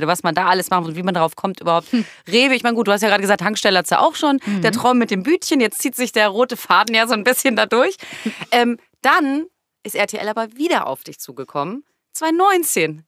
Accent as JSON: {"language": "German", "town": "Duisburg", "region": "North Rhine-Westphalia", "country": "Germany", "said": "Ich komme aus Duisburg"}